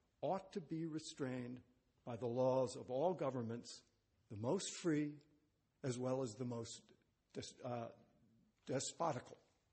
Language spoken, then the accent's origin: English; United States; being an American